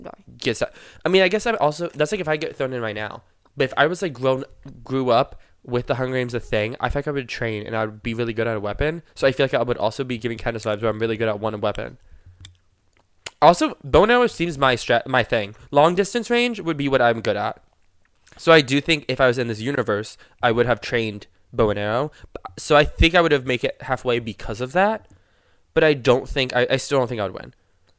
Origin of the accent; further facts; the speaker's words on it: Florida, United States; born there; Since I was born in Florida